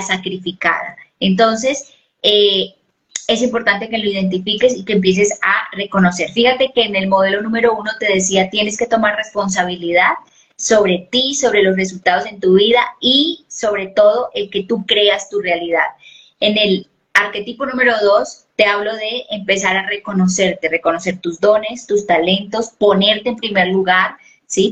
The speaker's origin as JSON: {"language": "Spanish", "country": "Colombia"}